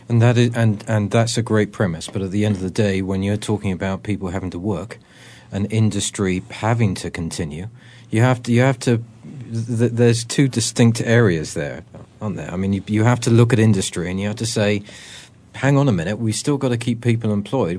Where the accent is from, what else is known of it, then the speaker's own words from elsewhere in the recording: England, United Kingdom; now in United States; I'm an Englishman